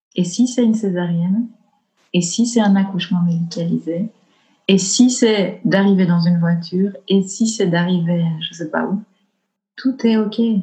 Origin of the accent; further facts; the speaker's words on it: Belgian Ardennes, Wallonia, Belgium; accent: Belgian; je viens du fin fond de l'Ardenne belge, tu vois. Donc, j'ai grandi dans les bois.